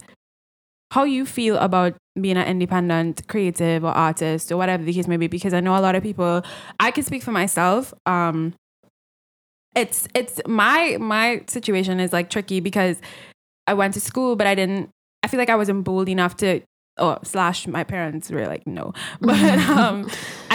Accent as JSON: {"language": "English", "country": "Trinidad & Tobago", "tie": "born or raised there", "said": "growing up in Trinidad"}